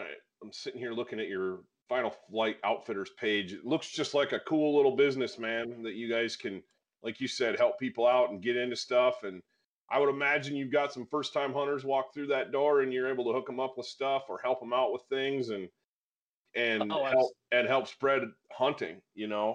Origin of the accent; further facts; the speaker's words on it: Michigan, United States; we grew up in Michigan and we hunted a lot of the same areas